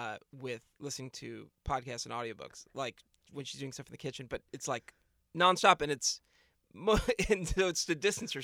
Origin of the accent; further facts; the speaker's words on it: New England, United States; I mean, I grew up skiing in New England, but then as an adult, I haven't skied at all.